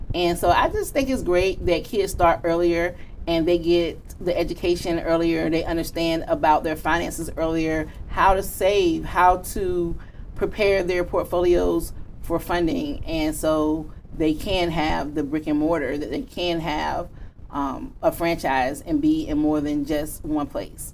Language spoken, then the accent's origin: English; Virginia Beach, Virginia, United States; I am from Virginia Beach, Virginia